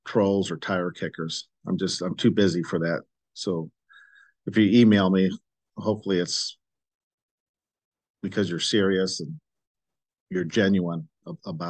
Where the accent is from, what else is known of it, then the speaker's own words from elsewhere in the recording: St. Louis, Missouri, United States; moved away; I grew up in St. Louis. I got out of St. Louis